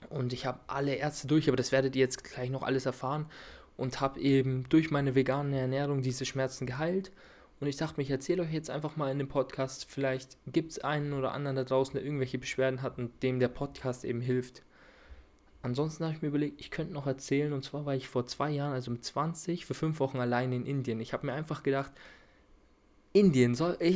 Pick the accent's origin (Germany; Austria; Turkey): Germany; Bavaria; accent: rolling R; ich bin 22 Jahre alt und wie man vielleicht an meinem rollenden R erkennen kann, komme ich aus Bayern. Ich komme aus der Nähe von Nürnberg, also ich wohne in der Oberpfalz.